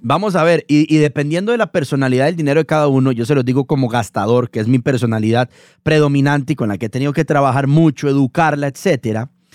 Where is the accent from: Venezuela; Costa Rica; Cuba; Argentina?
Costa Rica; los que somos de Costa Rica